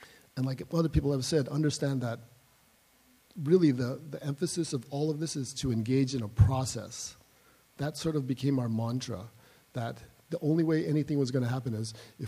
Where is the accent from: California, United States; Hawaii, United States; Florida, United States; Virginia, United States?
California, United States; Los Angeles; I'm a native-born Angeleno